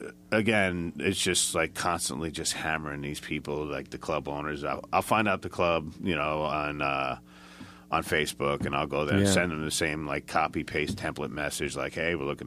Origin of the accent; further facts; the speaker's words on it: Port St. Lucie, Florida, United States; I don't know if we told you this, but we're from Port St. Lucie, is where, I live, and we kind of jam out of there.